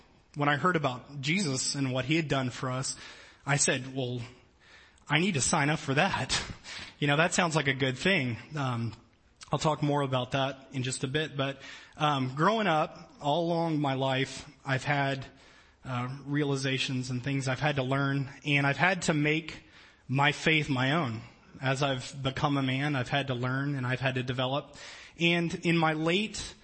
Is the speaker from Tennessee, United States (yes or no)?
no; New Orleans, Louisiana, United States; moved away; I grew up in New Orleans, Louisiana